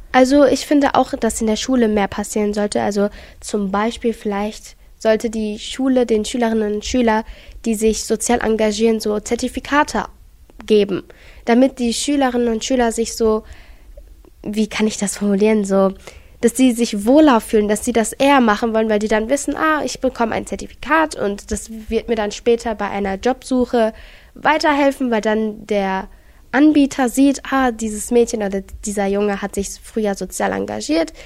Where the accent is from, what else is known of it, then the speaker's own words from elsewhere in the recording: Gelsenkirchen, North Rhine-Westphalia, Germany; bei uns in Gelsenkirchen